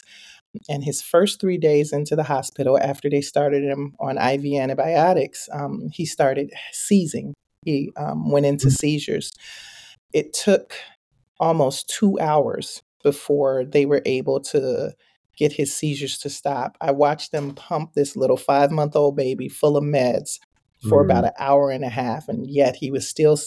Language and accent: English; Chicago, Illinois, United States; now in Minnesota, United States; I grew up in Chicago